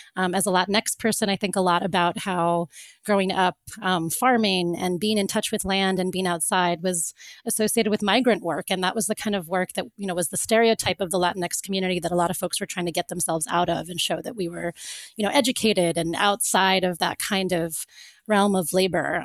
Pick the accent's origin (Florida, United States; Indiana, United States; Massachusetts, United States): Florida, United States; I grew up in Florida